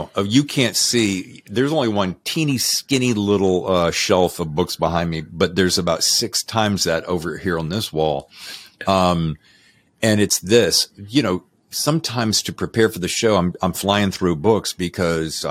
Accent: United States; I grew up in the Blue Ridge Mountains

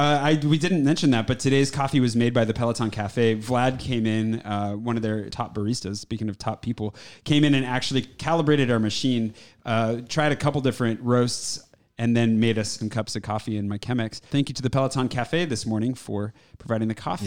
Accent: United States; moved away as an adult; now in Paris, France; I am an American YouTuber and sci-fi fantasy writer who's lived in Paris for the better part of the last three years

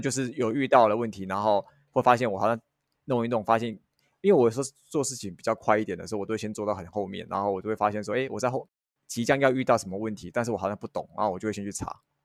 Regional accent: Hualien County, Taiwan; 因为我是花莲人

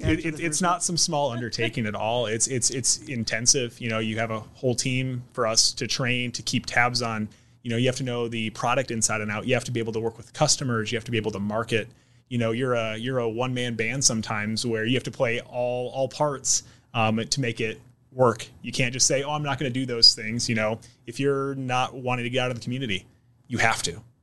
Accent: South Dakota, United States; now in Omaha, United States; where I grew up in South Dakota

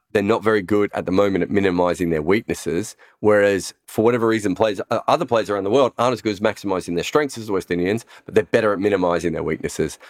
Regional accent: Australia; moved away as an adult; now in United Kingdom; being an Australian who's moved to the U K

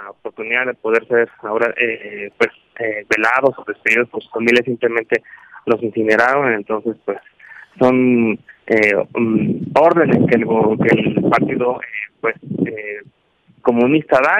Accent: Mazatlán, Sinaloa, Mexico; Mazatlán, Sinaloa.

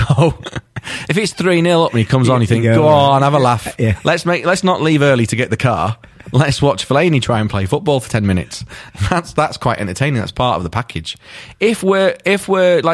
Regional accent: Manchester, North West England, United Kingdom; growing up in Manchester on Piccadilly Radio in the 80s and early 90s

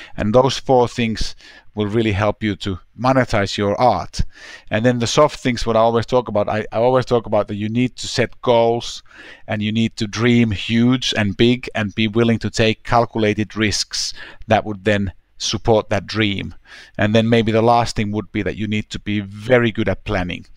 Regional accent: Helsinki, Uusimaa, Finland; moved away as an adult; also born or lived in London; there's a high school in my hometown, Helsinki

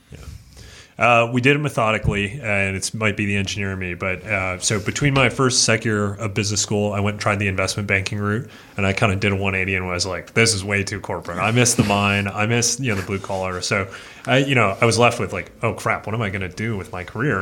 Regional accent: Fernie, British Columbia, Canada; I grew up in Fernie, British Columbia, a little small town in the mountains of Canada

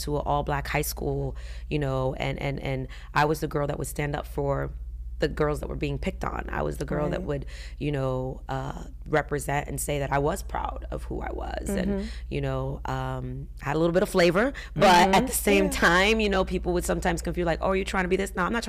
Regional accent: Georgia, United States; And I remember, you know, growing up in Georgia, it was either black or white. There was no in between. And if you were Hispanic, and no offense, they'd be like, "Oh, you're Mexican." And I'm like, "No, I'm Puerto Rican."

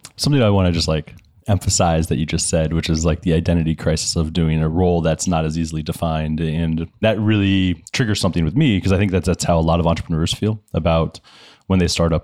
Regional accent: Florida, United States; Grew up in Florida

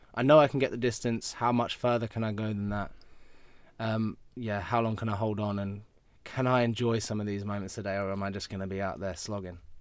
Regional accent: United Kingdom; I'm obviously British

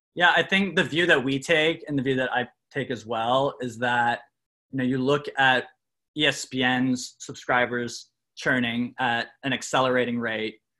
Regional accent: Canada; I'm from Canada.

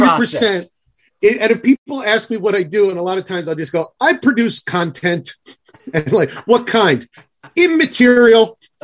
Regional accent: New Jersey, United States; well, I'm from New Jersey.

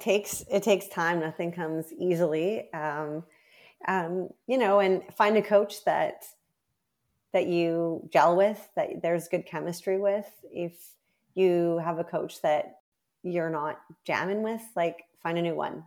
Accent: Canada; as a Canadian record holder

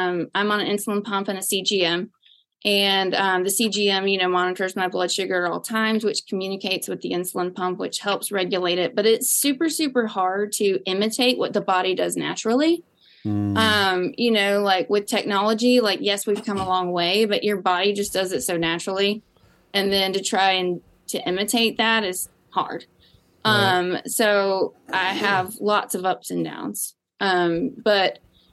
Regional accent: the South, United States; I'm from the South

